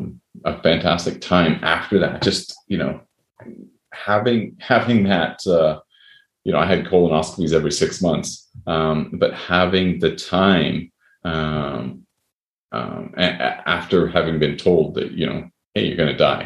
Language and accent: English; Canada; also born or lived in United States; I say that even though I'm Canadian, but I've lived in the U.S. and a lot of my friends are in the U.S.